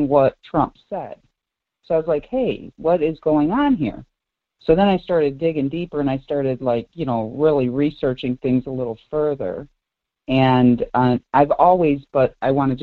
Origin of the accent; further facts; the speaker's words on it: Detroit, Michigan, United States; I grew up in Southwest Detroit